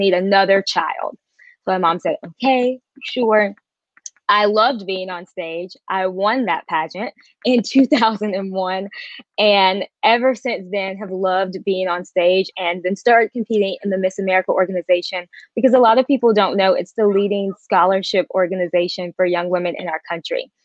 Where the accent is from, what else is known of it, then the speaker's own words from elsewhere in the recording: Durham, North Carolina, United States; born and raised in Durham, North Carolina.